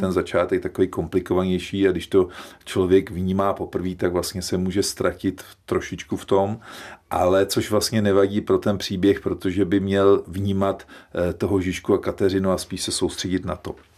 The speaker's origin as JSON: {"language": "Czech", "country": "Czechia", "said": "že jsme Češi"}